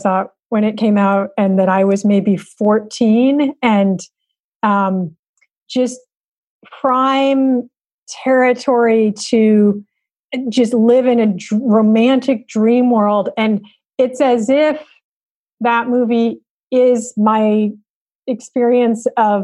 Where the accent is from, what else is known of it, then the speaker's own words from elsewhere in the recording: Berkeley, California, United States; I grew up in Berkeley